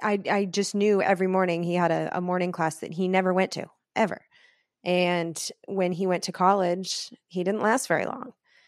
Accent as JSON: {"language": "English", "town": "Irvine", "region": "California", "country": "United States", "tie": "born or raised there", "also_born_or_lived": "Oakland", "said": "So I'm not really from Oakland, even though I did live there for the last 6 years. So that's not inaccurate. I have Oakland in my soul for sure. But I was raised in Irvine, which is a Republican, relatively rich area."}